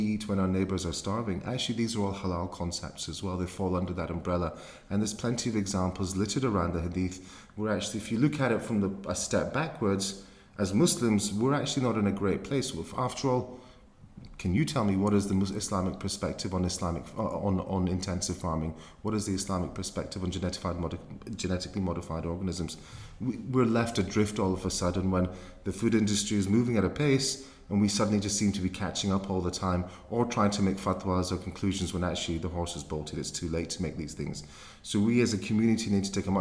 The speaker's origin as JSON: {"language": "English", "town": "Glasgow", "region": "Scotland", "country": "United Kingdom", "tie": "born or raised there", "moved": "as an adult", "lives_now": "London, United Kingdom", "said": "as a young man growing up in Glasgow"}